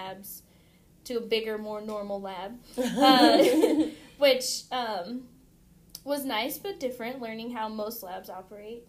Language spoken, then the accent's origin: English; San Diego, California, United States; moved away as an adult; now in Kansas City, United States; I grew up in San Diego, so it's just home